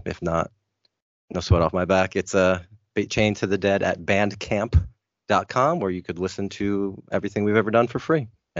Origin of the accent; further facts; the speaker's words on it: New Jersey, United States; the greatest wrestler from my home state of New Jersey